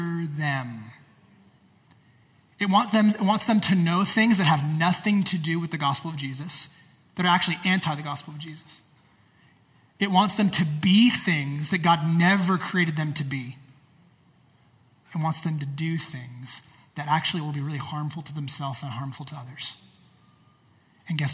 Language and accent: English; United States